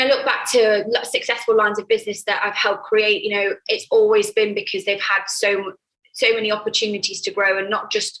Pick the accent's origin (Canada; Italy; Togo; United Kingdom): United Kingdom; moved away as an adult; now in Ibiza, Spain; I'm British. So I have a network in the UK